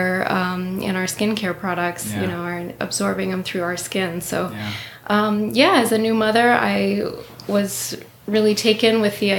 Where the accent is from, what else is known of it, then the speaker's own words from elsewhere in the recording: Upper Peninsula, Michigan, United States; now in Northville, United States; I'm actually originally from the Upper Peninsula, and I lived on Little Beatty Knock off of Lake Michigan